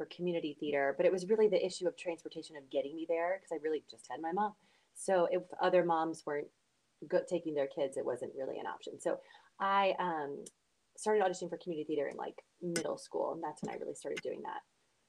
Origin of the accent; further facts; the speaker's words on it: Blacksburg, Virginia, United States; moved away as an adult; also born or lived in New York; now in Lancaster, United States; I'm from Virginia. I'm from Southwest Virginia, Blacksburg.